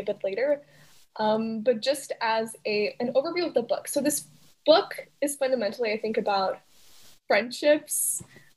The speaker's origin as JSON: {"language": "English", "town": "Montreal", "region": "Quebec", "country": "Canada", "said": "I'm from Montreal"}